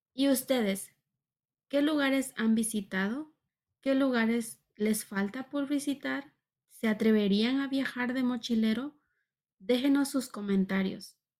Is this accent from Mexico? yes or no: yes; Mexico; como mexicana, muchos países me piden visa